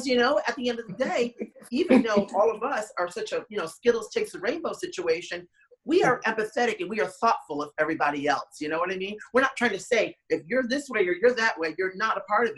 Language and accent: English; New York City, New York, United States; I grew up in Manhattan